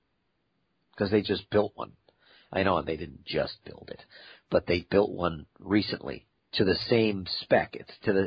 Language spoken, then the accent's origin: English; United States; I'm an American